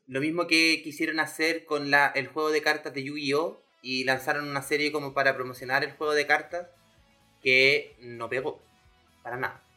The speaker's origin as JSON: {"language": "Spanish", "town": "Curicó", "region": "Maule", "country": "Chile", "said": "me huevé por curicano"}